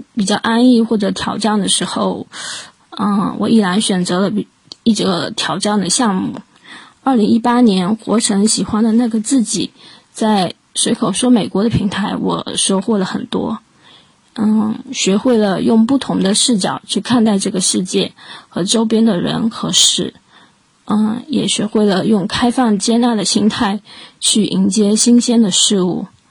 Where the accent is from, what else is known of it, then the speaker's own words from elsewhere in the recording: Fuzhou, Fujian, China; 作为一个福州人